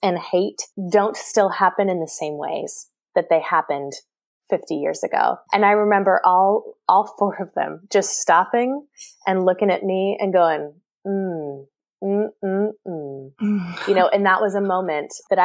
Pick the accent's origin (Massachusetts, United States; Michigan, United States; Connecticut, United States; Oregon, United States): Oregon, United States; also born or lived in Seattle, United States / Jackson, Mississippi, United States; now in San Francisco Bay Area, United States; I grew up in Oregon